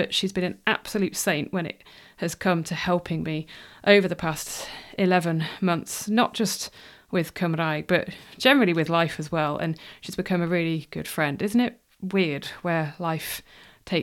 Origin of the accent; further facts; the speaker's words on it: near Wrexham, Wales, United Kingdom; also born or lived in Cardiff; I grew up in Wales. I lived in Wales until I was 18.